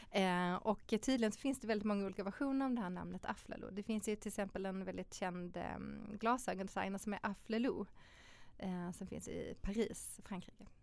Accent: Malmö, Skåne, Sweden; men om man tänker annars då så är jag uppvuxen i Malmö med eh, min mamma och pappa, mina två systrar.

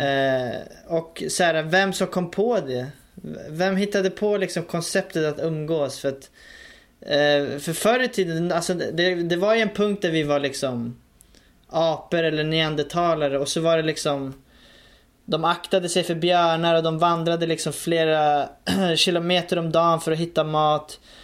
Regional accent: Stockholm, Stockholm County, Sweden; jag växte upp i, i Rinkeby då, i, i Stockholm

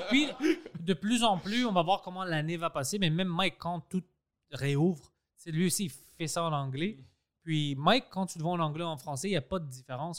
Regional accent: Quebec, Canada; first language Greek; French is a second language; Je suis né ici

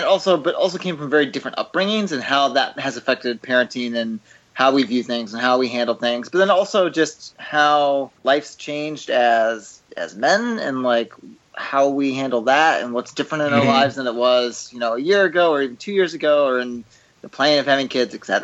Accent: Midwest, United States; I'm adopted, I'm from the Midwest

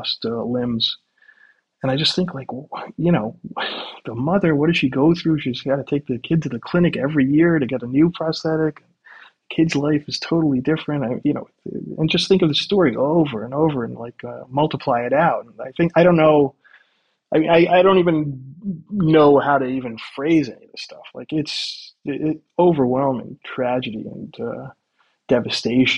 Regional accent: United States; now in Ukraine; as an American

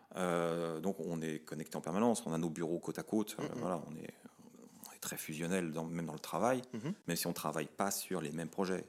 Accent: France; quand on est français

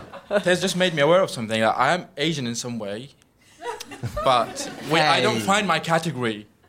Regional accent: Syria; moved away; I am from Syria.

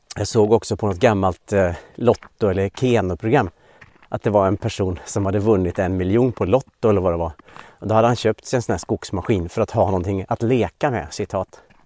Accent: Dalarna County, Sweden; moved away; jag är uppvuxen i Dalarna och aldrig har bott i Västergötland

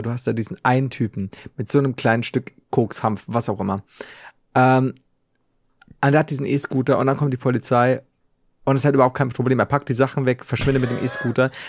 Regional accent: Regensburg, Bavaria, Germany; das ist mein Heimatort. Hier wohne ich.

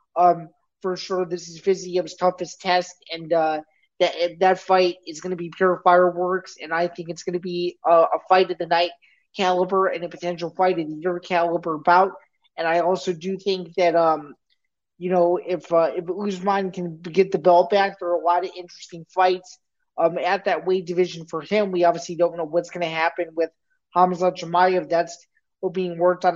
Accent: Midwest, United States; I'm from the Midwest

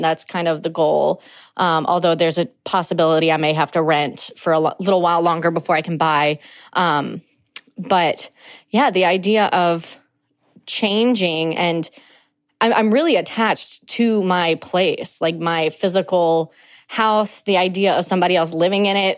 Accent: New Orleans, Louisiana, United States; I'm from New Orleans, Louisiana

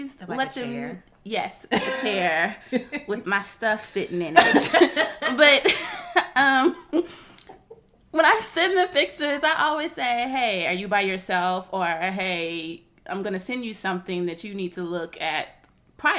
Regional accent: Tennessee, United States; I'm from Tennessee

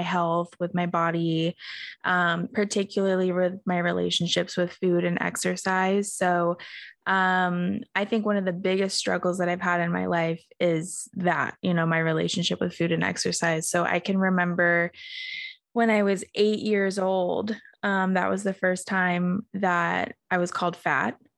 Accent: Australia; now in United States; I grew up in Australia

